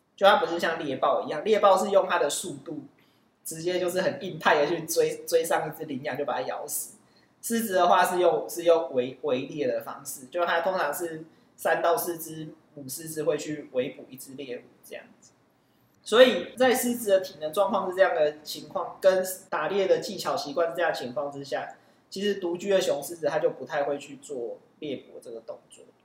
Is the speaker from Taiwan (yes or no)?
yes; Kaohsiung, Taiwan; moved away as an adult; also born or lived in Taipei; 虽然我是高雄人，但是大学以后大部分时间都是在台北